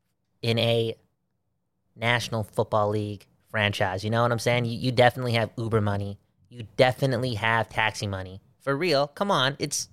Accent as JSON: {"language": "English", "country": "Belgium", "said": "remember, I'm from Belgium. I'm from Belgium, and Belgium faces off against Canada sometime next week"}